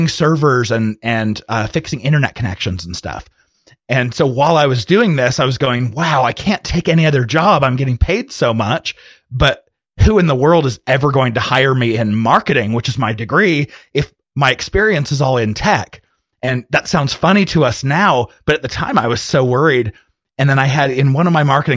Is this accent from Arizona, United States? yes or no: yes; Arizona, United States; moved away as an adult; now in Utah, United States; I'm originally from Arizona, but when I left Arizona, I went to go serve a mission for my church and then went to college afterwards